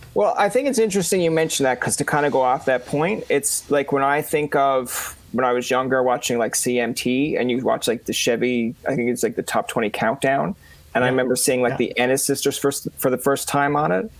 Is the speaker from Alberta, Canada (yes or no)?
no; Newfoundland and Labrador, Canada; I'm a Newfoundlander myself